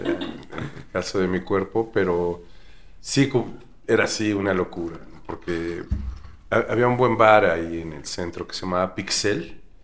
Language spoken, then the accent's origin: Spanish; Mexico City, Mexico; yo nací en la Ciudad de México